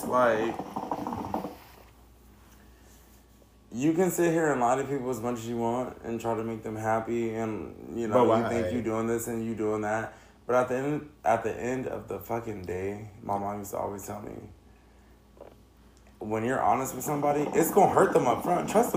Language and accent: English; Riverside, California, United States; also born or lived in San Bernardino; now in San Diego, United States; I'm from Riverside